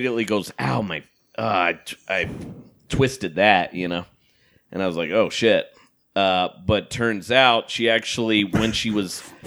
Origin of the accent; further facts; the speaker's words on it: Portland, United States; moved away; my hometown